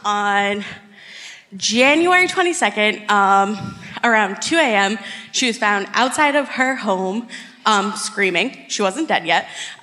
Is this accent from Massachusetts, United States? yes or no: yes; New Bedford, Massachusetts, United States; New Bedford.